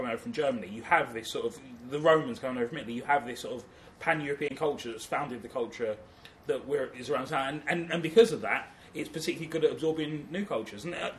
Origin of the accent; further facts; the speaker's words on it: London, United Kingdom; that's my culture. Growing up in London.